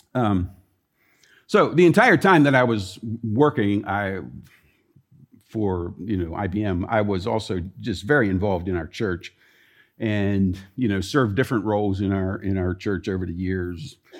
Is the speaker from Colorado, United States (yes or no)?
no; Columbia, Maryland, United States; moved away; the city where I grew up in Columbia, Maryland